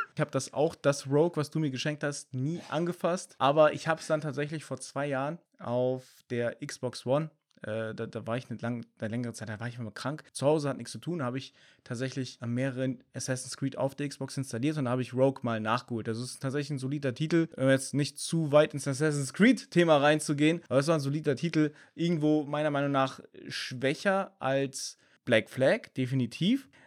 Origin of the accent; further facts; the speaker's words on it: Germany; bei uns in Deutschland